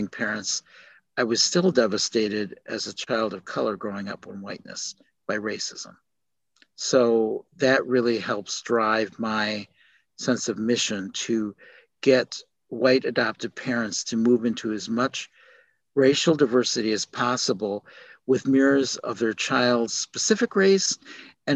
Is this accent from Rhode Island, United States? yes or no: no; Milwaukee, Wisconsin, United States; also born or lived in South Korea; now in Chicago, United States; Milwaukee, where I grew up